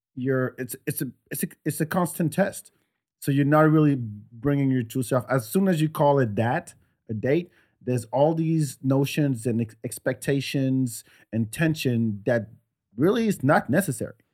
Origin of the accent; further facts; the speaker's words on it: France; now in United States; I grew up in France